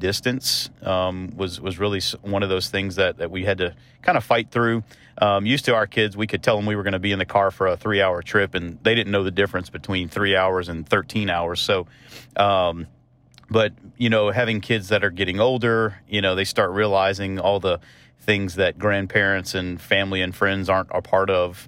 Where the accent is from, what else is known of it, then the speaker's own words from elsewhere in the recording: the South, United States; moved away; also born or lived in Kentucky; part of growing up in the South is, is doing life as a family